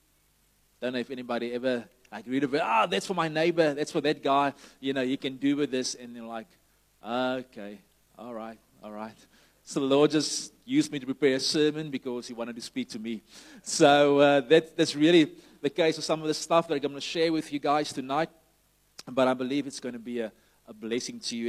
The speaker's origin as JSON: {"language": "English", "town": "Somerset West", "region": "Western Cape", "country": "South Africa", "tie": "born or raised there", "said": "greetings from Shofar Summers the West, which is my hometown where I'm based now"}